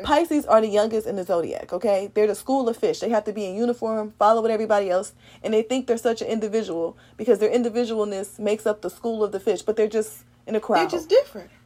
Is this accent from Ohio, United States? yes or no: yes; Cleveland, Ohio, United States; I'm from Cleveland